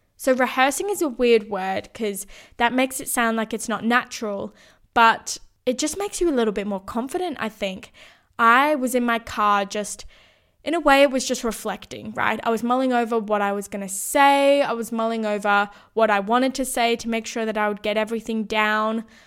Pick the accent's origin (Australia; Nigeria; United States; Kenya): Australia; Sydney, New South Wales; moved away as an adult; also born or lived in Brisbane; needed to move back to Sydney, my hometown